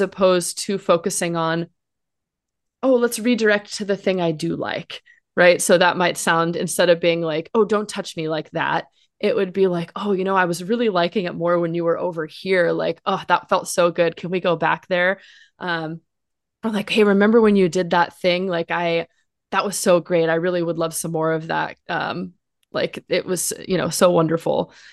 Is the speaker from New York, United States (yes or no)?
no; Los Angeles, California, United States; I grew up in Los Angeles, um, one of the one of the rare ones who was from here and came back here